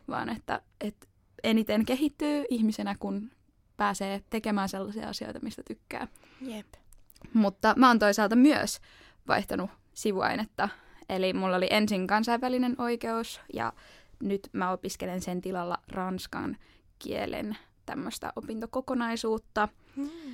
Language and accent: Finnish; Helsinki, Uusimaa, Finland; moved away as an adult; now in Turku, Finland; Mä oon kotoisin Helsingistä